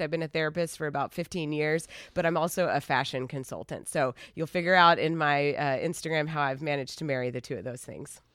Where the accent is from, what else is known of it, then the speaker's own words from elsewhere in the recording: Asheville, North Carolina, United States; now in Los Angeles, United States; we are originally from Asheville, North Carolina.